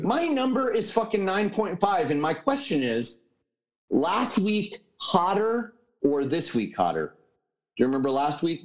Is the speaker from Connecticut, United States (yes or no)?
yes; Connecticut, United States; moved away; in Connecticut, where I'm from